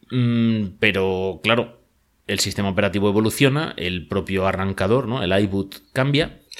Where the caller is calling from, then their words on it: Madrid, Community of Madrid, Spain; os hablo desde Madrid, en España.